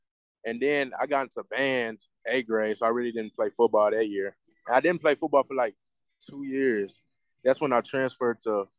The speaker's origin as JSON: {"language": "English", "town": "Dallas", "region": "Texas", "country": "United States", "tie": "born or raised there", "also_born_or_lived": "Crandall", "said": "I'm from Oak Cliff, born and raised in Oak Cliff. I go to South Oak Cliff High School."}